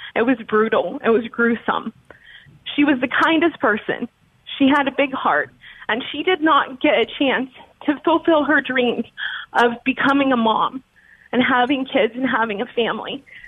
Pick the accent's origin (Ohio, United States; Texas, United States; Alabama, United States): Texas, United States; I'm from Texas